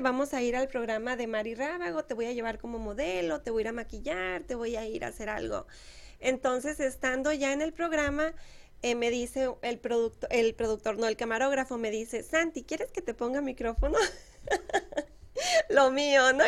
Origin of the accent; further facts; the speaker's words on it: Moctezuma, Mexico; moved away; la presidencia de Moctezuma de mi pueblo